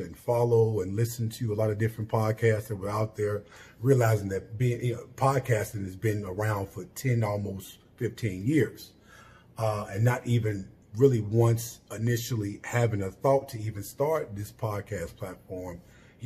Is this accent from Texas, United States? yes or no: no; Chicago, Illinois, United States; I am originally from Chicago, Illinois, Southside, Englewood neighborhood to be exact